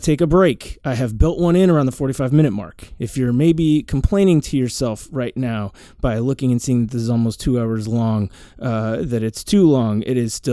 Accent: New York, United States; my hometown of New York

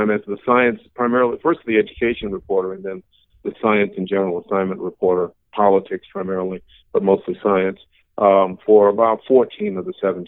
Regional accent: Pullman, Washington, United States; born there; Actually, I can officially say I'm a Northwesterner because I was born in Pullman, Washington.

